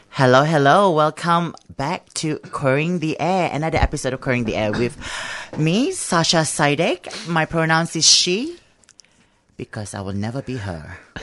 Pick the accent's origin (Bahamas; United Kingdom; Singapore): Singapore; now in Australia; I'm from Singapore